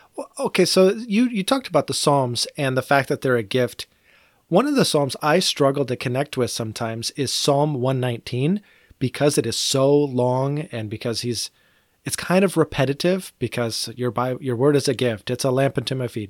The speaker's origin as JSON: {"language": "English", "country": "United States", "said": "I am an American"}